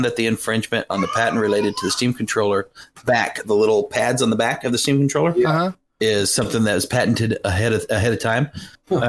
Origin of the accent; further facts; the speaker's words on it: United States; I'm American